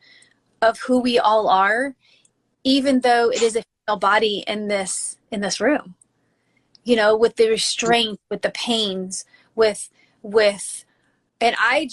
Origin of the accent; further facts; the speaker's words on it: Midwest, United States; growing up in the Midwest